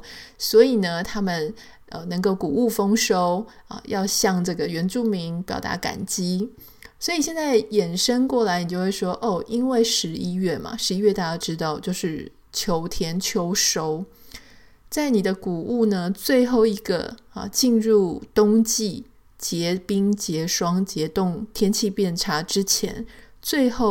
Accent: Taiwan; now in United States; 我记得那时候我刚来的时候呢，我就会觉得说，我会带着从台湾来的一些印象嘛。

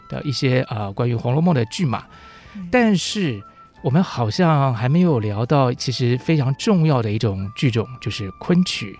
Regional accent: southern Taiwan, Taiwan; 我毕竟是南方长大的，对，对，所以这个台湾的阳光孕育了我这种开朗的个性

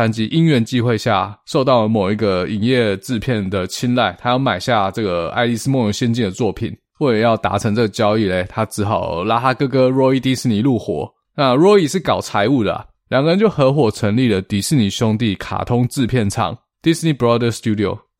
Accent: Taiwan; 这在我们台湾人听起来就觉得非常荒唐哦，

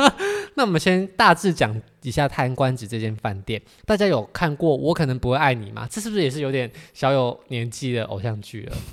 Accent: Miaoli County, Taiwan; 因为我是苗栗人

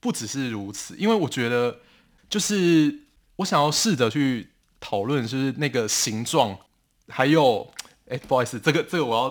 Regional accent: Pingtung County, Taiwan; 然后之所以我会想要写我的故乡北市寮，是因为我当时在写这本书的时候，我就有去翻那个枋寮的乡志，但是我发现居然是没有人写到这个地方的

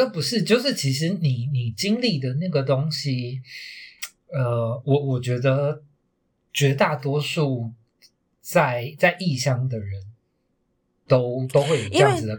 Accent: Taiwan; 因为身为一个台湾人的那个身份认同、自我认同就已经很痛苦了

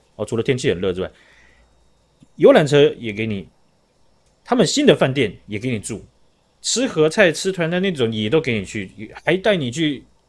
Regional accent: Taiwan; 那我们台湾的有一位

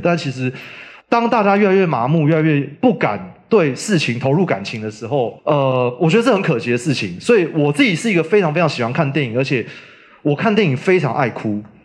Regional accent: Taipei, Taiwan; moved away as an adult; now in Yunlin, Taiwan; 我从小在台北长大

